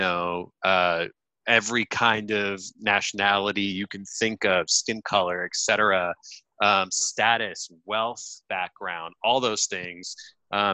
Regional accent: Los Angeles, California, United States; I am born and raised in Los Angeles.

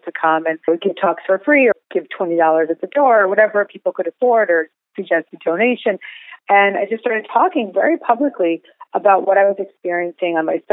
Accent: Larchmont, New York, United States; I grew up in Westchester, New York, in Larchmont, right outside New York City.

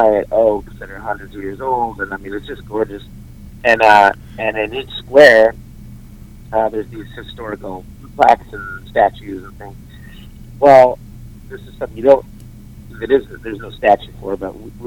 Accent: Wisconsin, United States; moved away; also born or lived in Los Angeles / Madison, Wisconsin / Minneapolis; Wisconsin. I was born in Wisconsin. And then I lived in L.A. for 20 years

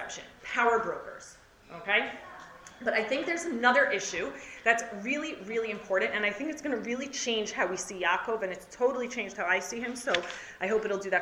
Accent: United States; growing up in America

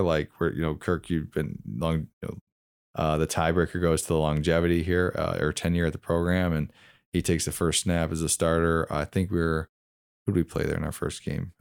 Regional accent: Lowell, Michigan, United States; I grew up in the Lowell, Grand Rapids area, so West Michigan kids

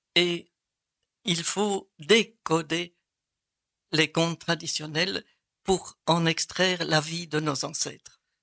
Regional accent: Soignies, Wallonia, Belgium; now in Liège, Belgium; je viens de Soigny, une petite ville dans l'est de la partie picarde de la Belgique

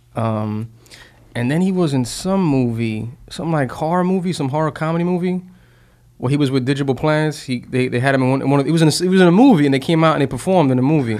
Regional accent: New York City, New York, United States; I grew up in the Bronx

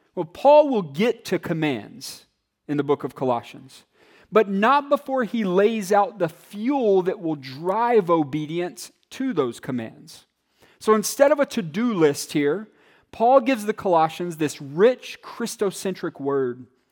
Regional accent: Atlanta, Georgia, United States; me and other kids growing up in Atlanta

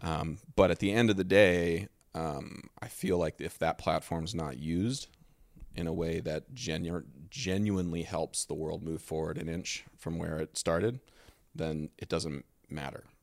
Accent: Dover, Ohio, United States; moved away; I was from Dover, Ohio

